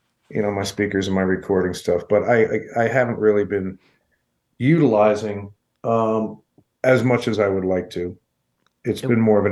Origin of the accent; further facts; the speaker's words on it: New York, United States; moved away as an adult; also born or lived in Colorado Springs, Colorado; now in Denver, United States; I'm originally from New York